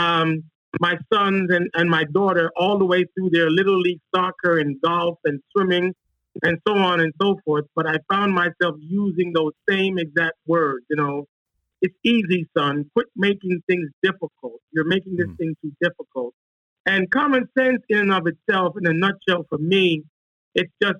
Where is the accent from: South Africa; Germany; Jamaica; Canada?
Jamaica; Kingston; moved away as an adult; also born or lived in Washington, D.C. / Charlotte; I'm originally from Kingston, Jamaica, and I was offered a track and field scholarship to Howard University back in 1989